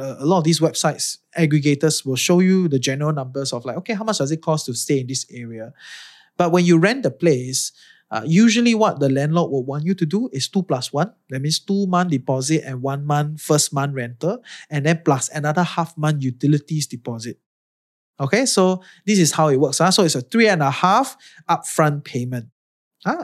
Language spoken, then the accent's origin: English; Singapore; moved away as an adult; now in Malaysia; I'm from Singapore and I'm Chinese